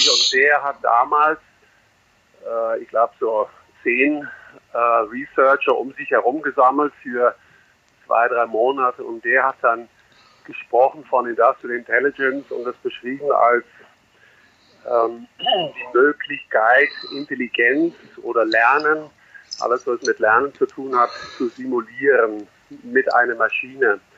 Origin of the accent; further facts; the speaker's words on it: Netherlands; German is a second language; now in Germany; Ich bin äh, Holländer, der in Deutschland wohnt seit langer Zeit, jetzt hier in der Nähe von München.